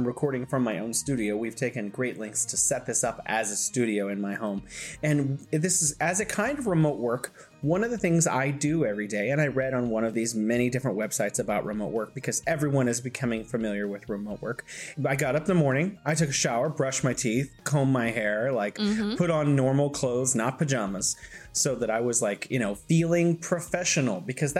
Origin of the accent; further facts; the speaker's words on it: California, United States; now in Wuhan, China; I'm originally from California in the U.S., and now I am located in beautiful Wuhan, China.